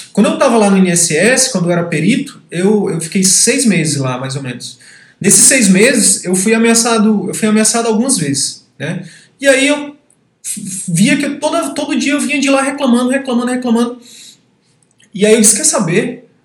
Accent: Piauí, Brazil; now in Manaus, Brazil; Eu sou do Piauí, hoje moro em Manaus

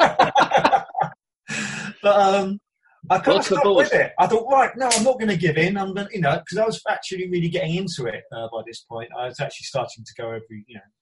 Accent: London, United Kingdom; also born or lived in Hackney / Essex / Woodford; I was born in Hackney. So I grew up in kind of the east end of London initially, and then the Essex borders

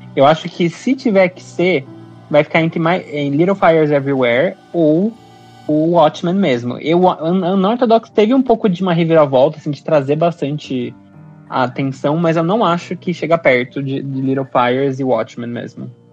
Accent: Brazil; a gente como brasileiro

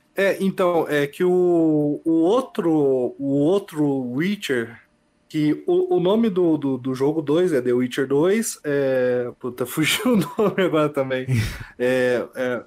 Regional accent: Bela Vista do Paraíso, Paraná, Brazil; now in Londrina, Brazil; Sou de Bela Vista do Paraíso atualmente, moro em Londrina

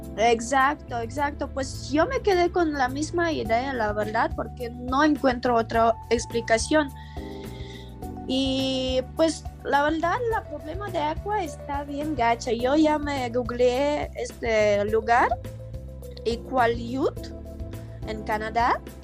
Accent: Ukraine; Spanish is a second language; now in Mexico City, Mexico; Yo soy de país muy lejano, literal, de otro lado del mundo, que se llama Ucrania

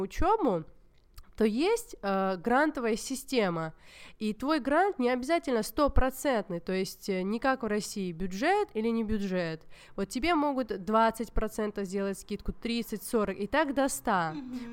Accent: Georgia; хотя я вообще из Грузии

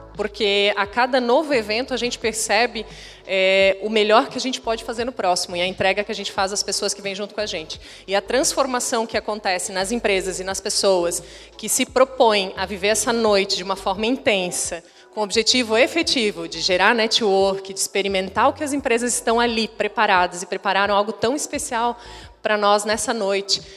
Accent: Rio do Sul, Santa Catarina, Brazil; eu sou de Rio do Sul

